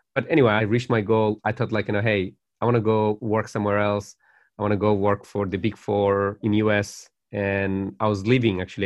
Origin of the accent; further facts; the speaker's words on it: Dhaka, Dhaka Division, Bangladesh; now in Australia; my life in Bangladesh was quite privileged as well